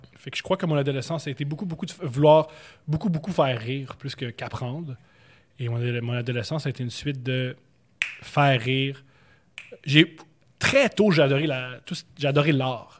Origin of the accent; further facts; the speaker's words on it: Montreal, Quebec, Canada; Je suis né à Montréal. Je suis né dans Rosemont Petite Patrie sur la rue Louis Aymon